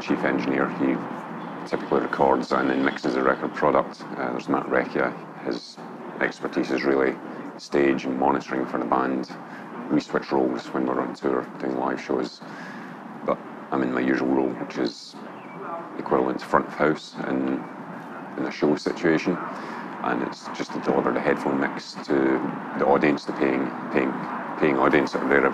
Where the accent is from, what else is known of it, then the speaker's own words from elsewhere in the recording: Glasgow, Scotland, United Kingdom; from Glasgow, Scotland